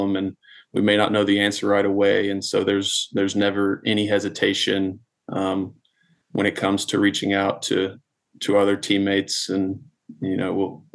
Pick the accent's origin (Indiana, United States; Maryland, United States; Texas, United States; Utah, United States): Texas, United States; Dallas-Fort Worth area; I'm from the Dallas-Fort Worth area